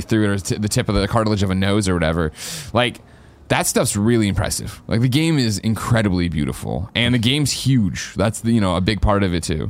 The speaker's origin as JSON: {"language": "English", "country": "United States", "said": "I'm super American"}